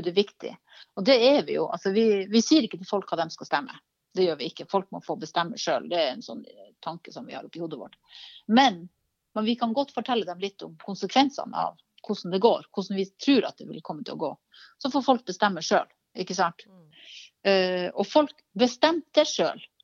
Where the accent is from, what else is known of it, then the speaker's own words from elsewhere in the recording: Karasjok, Finnmark, Norway; jeg vokste opp i Karasjok